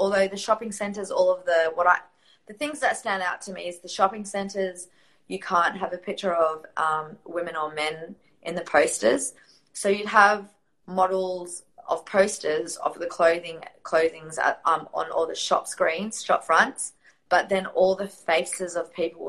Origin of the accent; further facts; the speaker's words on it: Riyadh, Riyadh Province, Saudi Arabia; born there; And I was born in Riyadh, so my mum had divorced my dad, and all of the custody had been given to my dad.